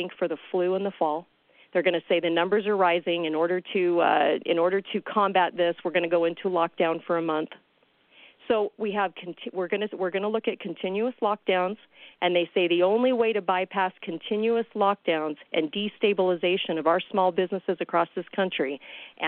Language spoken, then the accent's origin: English; California, United States; I'm from California